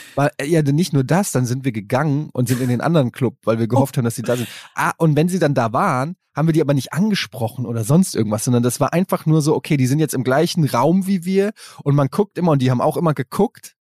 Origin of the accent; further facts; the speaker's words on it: Germany; in der Großstadt wo ich groß geworden bin